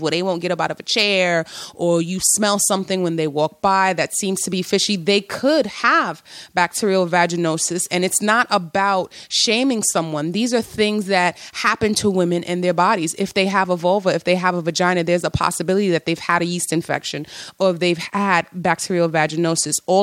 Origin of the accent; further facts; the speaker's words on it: New York City, New York, United States; growing up in New York City in the 90s